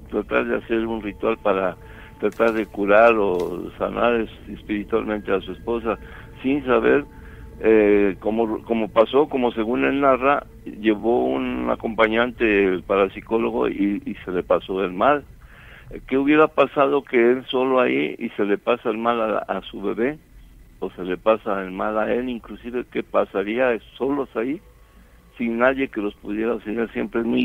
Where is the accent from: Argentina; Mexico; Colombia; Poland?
Mexico; Morelos; now in United States; Y ah, bueno, radico aquí en USA, pero soy de Morelos.